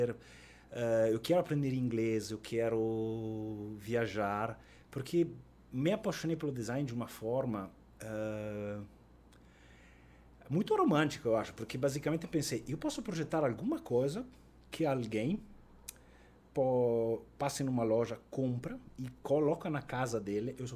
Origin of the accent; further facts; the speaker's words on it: Italy; accent: Italian; moved away as an adult; now in Porto Alegre, Brazil; como italiano